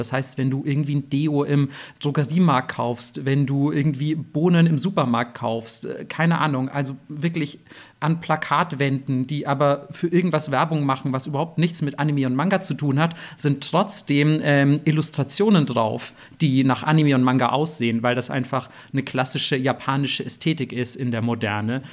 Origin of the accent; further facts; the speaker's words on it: Germany; als nicht nur Deutsche, sondern als Leute aus dem Westen